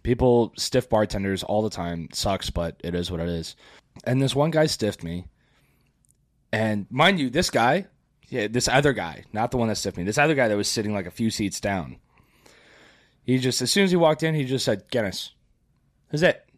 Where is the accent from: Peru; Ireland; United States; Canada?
United States; Florida; I grew up here in Florida